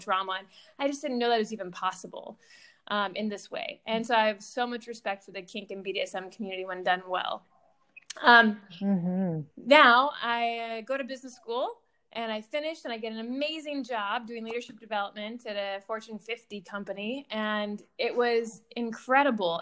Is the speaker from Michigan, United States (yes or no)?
yes; Michigan, United States; moved away as an adult; also born or lived in Boston, Massachusetts; I grew up in Michigan